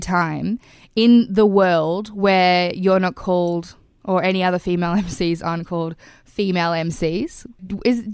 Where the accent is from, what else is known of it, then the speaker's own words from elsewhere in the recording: Australia; accent: Aussie; My Aussie accent's so terrible